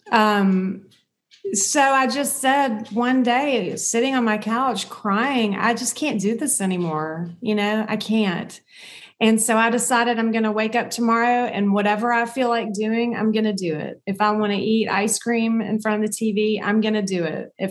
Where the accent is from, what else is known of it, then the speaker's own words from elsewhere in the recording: the South, United States; growing up in the South, in the United States in the South